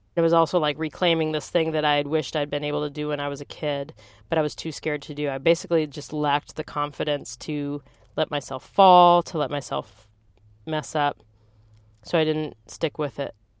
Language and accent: English; Green Bay, Wisconsin, United States; also born or lived in Santa Cruz, California; now in San Francisco, United States; I grew up in Green Bay, Wisconsin.